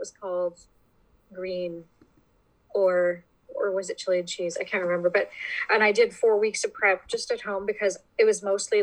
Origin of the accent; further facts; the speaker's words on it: Welland, Ontario, Canada; my hometown, in Welland, Ontario